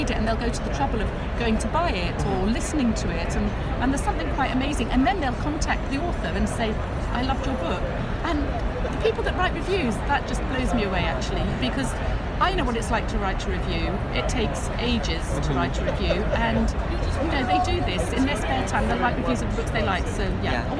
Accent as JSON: {"language": "English", "region": "England", "country": "United Kingdom", "said": "because I'm English"}